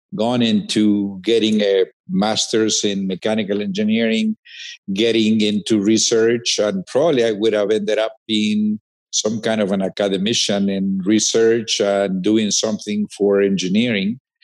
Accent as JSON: {"language": "English", "country": "Peru", "tie": "born or raised there", "moved": "as an adult", "said": "I grew up, you know, it's a small town actually in the second city of Peru"}